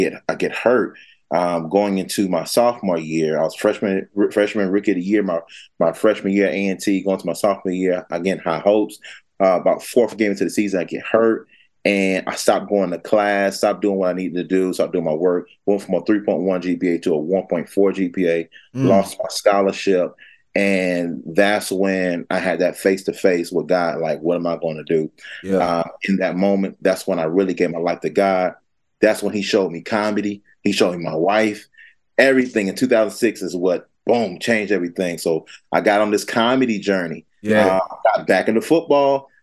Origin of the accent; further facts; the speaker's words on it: Fayetteville, North Carolina, United States; I'm from Fayetteville, North Carolina, man, born and raised.